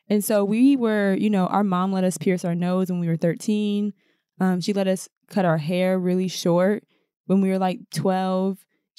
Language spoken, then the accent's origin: English; Minnesota, United States; now in New York City, United States; growing up in the Midwest, especially being women of color, and not only just women of color, but being Black women in Minnesota